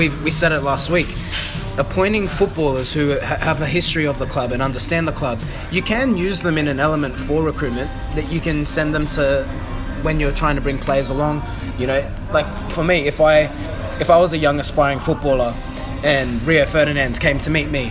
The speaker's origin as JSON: {"language": "English", "country": "Australia", "said": "we come from Australia"}